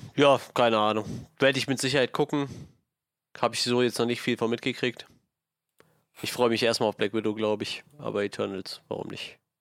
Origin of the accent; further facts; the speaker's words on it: Germany; wir kommen aus Deutschland.